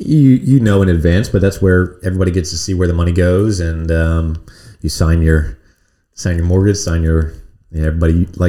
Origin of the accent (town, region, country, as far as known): United States; born or raised there